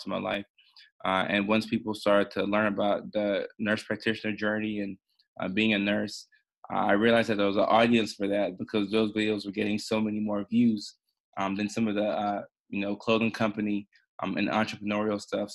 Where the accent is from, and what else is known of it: Nashville, Tennessee, United States; born or raised there; also born or lived in Ghana / Norway